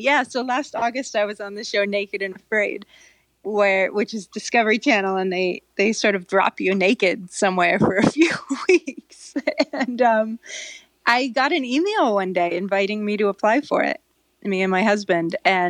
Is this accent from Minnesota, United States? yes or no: no; California, United States; I grew up in Northern California. Doesn't seem like that big of a deal to me.